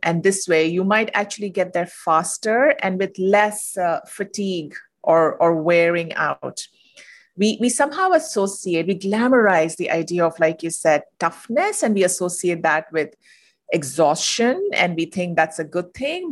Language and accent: English; India; moved away as an adult; now in United States; I'm originally from India. I moved to the U S